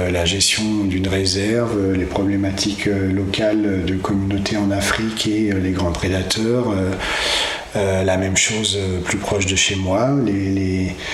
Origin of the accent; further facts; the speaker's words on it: Cholet, Pays de la Loire, France; je suis né euh, donc à Cholet, euh, version bocage. donc j'ai grandi dans la campagne, enfin en milieu rural type